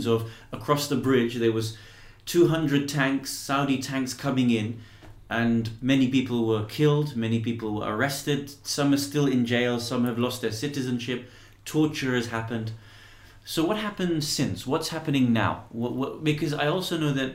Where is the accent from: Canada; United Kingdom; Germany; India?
United Kingdom